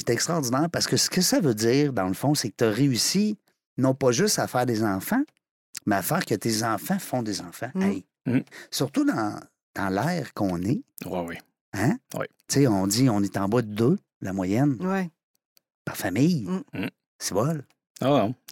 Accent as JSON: {"language": "French", "town": "Hérouxville", "region": "Quebec", "country": "Canada", "tie": "born there", "said": "je suis né à"}